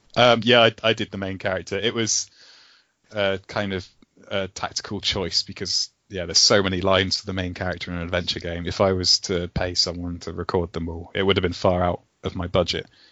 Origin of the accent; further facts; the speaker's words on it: West Country, South West England, United Kingdom; accent: West Country; we're all from the West Country, from like Southwest right. England, so we've all got these farmer accents